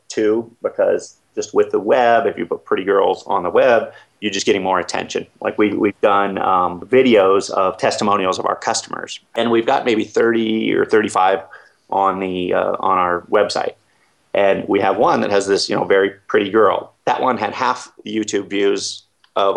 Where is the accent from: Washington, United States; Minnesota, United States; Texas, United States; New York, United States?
Washington, United States; Seattle; moved away; I come from Seattle